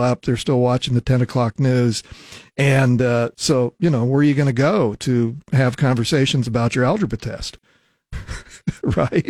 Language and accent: English; Lincoln, Nebraska, United States; also born or lived in Ogallala, Nebraska; I grew up in and around Lincoln and then moved away middle school age and graduated from high school out in western Nebraska from Ogallala, but came back to attend the university and been here since